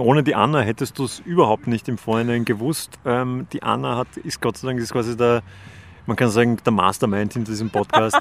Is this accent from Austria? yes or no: yes; Vienna, Austria; als Wiener